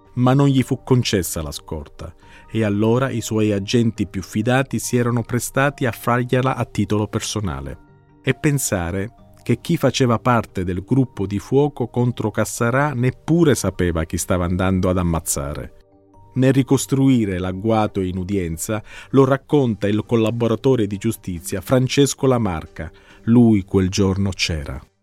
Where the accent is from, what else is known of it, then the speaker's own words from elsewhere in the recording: Sicily, Italy; come siciliano e come giornalista